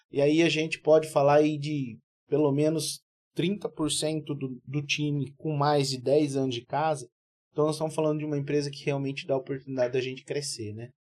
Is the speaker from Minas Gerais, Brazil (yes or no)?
no; Cuiabá, Mato Grosso, Brazil; born there; Eu, por um, tá um descuido dos meus pais, eu nasci em Cuiabá, mas